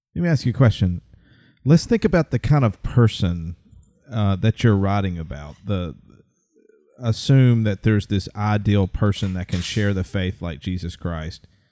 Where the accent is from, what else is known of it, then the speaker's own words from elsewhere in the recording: central Alabama, United States; I'm from Alabama and I've lived pretty much central Alabama all my life